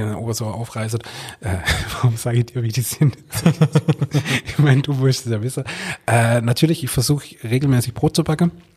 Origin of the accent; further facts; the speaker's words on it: Swabia / Hohenlohe area, Baden-Württemberg, Germany; da wo ich herkomme